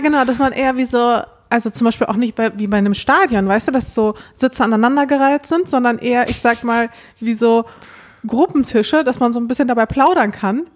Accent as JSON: {"language": "German", "town": "Dortmund", "region": "North Rhine-Westphalia", "country": "Germany", "tie": "born or raised there", "said": "aufgewachsen in Dortmund"}